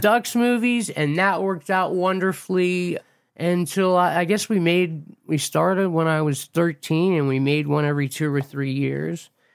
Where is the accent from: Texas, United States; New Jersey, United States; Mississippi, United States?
New Jersey, United States; Montville; moved away; my childhood, I grew up in New Jersey, in a town called Montville